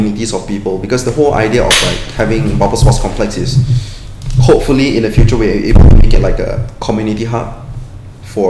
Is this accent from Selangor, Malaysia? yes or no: yes; Klang, Selangor, Malaysia; I'm from Klang.